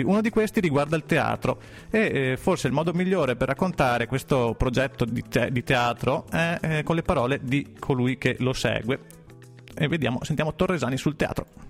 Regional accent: Iraq; Italian is a second language; moved away as an adult; now in Trentino, Italy; vengo dall'Iraq, eh, sono turcmano, sono qui da quasi più di un anno

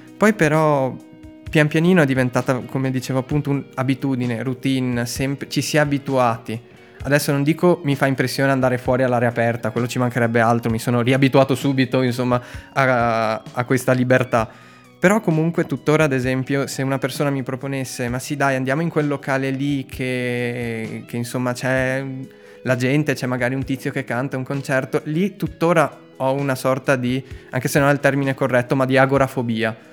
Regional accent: Treviso, Veneto, Italy; siamo tornati a casa a Treviso sia io sia lei siamo io di Treviso

